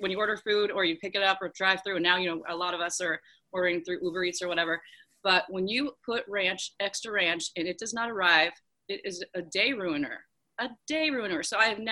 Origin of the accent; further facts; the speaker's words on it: Spokane, Washington, United States; now in Oregon, United States; growing up in Spokane, going to high school on division